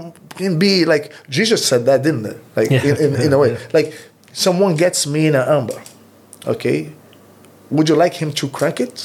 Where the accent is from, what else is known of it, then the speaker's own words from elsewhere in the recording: Recife, Pernambuco, Brazil; English is a second language; moved away; I'm from the Recife.